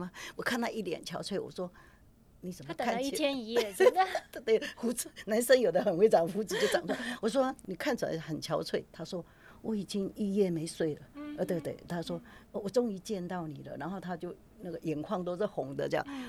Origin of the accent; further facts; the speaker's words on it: Taiwan; 而且我是台湾的人，